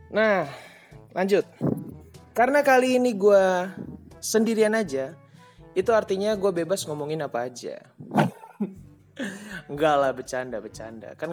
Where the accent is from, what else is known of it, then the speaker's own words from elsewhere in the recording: Maluku, Indonesia; gue Ambon, jadi nyokap gue Ambon, bokap gue Cina